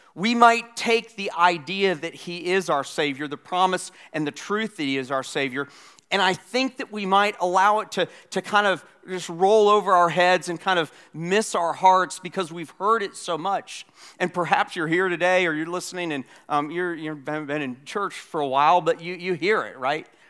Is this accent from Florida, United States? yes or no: yes; Florida, United States; now in South Carolina, United States; I grew up in Florida. I live in South Carolina